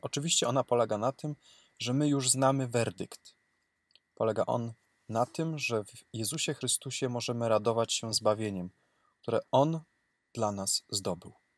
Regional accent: Cisownica, Silesian Voivodeship, Poland; Mój proboszcz cisownicy mojej rodzinnej miejscowości

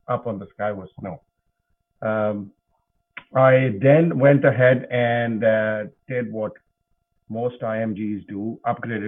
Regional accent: Pakistan; moved away as an adult; also born or lived in United States; now in Alberta, Canada; I grew up in Pakistan, which is in Southeast Asia

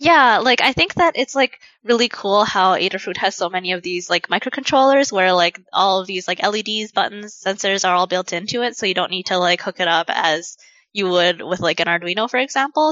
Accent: Saskatchewan, Canada; moved away as an adult; now in Vancouver, Canada; I'm originally from the Canadian prairies. I'm from Saskatchewan, but I came here for school.

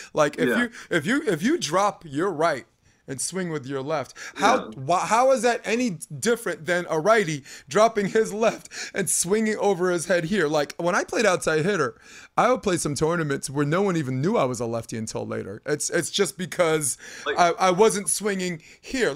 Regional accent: New York City, New York, United States; now in California, United States; I'm from Brooklyn.

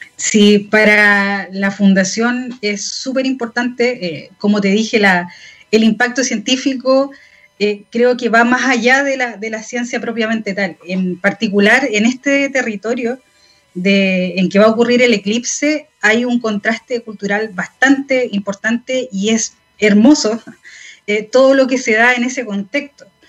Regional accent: Chile; nosotros como chilenos

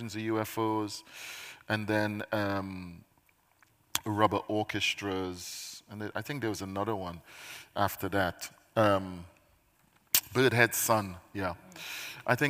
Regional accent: Trinidad & Tobago; now in United Kingdom; I am a Caribbean poet because I spent my formative years in the Caribbean

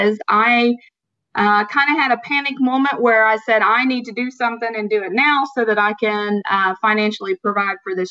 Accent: Southern Ohio, United States; accent: Southern; I was born and raised in Southern Ohio

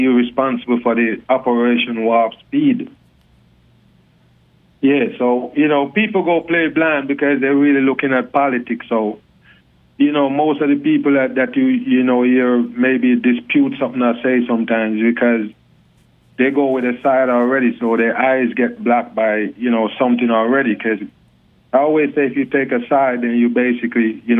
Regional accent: Jamaica; accent: Jamaican; hey, my accent, man, I'm a Jamaican for sure. Oh, I'm a born Jamaican.

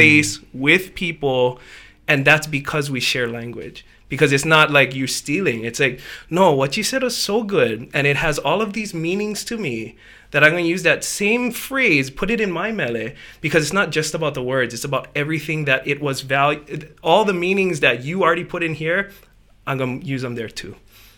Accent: Hawaii, United States; I grew up on the Japanese side of my family, half Japanese. So, like, all the Japanese, grew up Japanese, basically. Went to Kamehameha, did not take Hawaiian language.

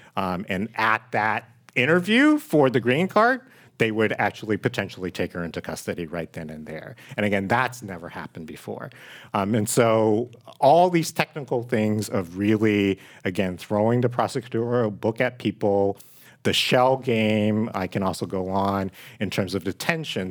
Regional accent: San Francisco, California, United States; also born or lived in Hong Kong; I actually came on a passenger ship. from Hong Kong to San Francisco, um, at the age of three and grew up here in the city

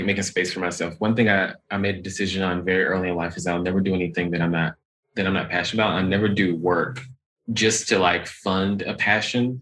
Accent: the South, United States; now in Pacific Northwest, United States; I'm a Black gay man from the South. And that's important to me because, one, I'm from the South

